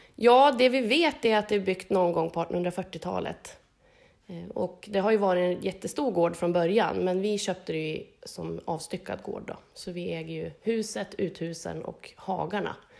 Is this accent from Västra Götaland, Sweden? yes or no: no; Harbo, Uppsala County, Sweden; now in Hässelby, Sweden; jag är ju uppväxt i Harbo, bor i Hässelby